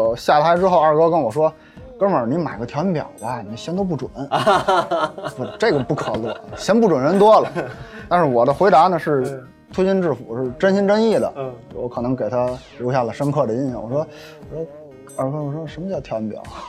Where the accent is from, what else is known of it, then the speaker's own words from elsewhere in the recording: Tianjin, China; 正正红旗的天津人。